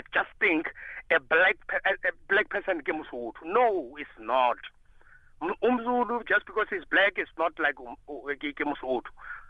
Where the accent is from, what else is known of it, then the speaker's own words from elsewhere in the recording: Limpopo, South Africa; I feel like in Sibedi, Namubedi, and like I'm coming from Limpopo.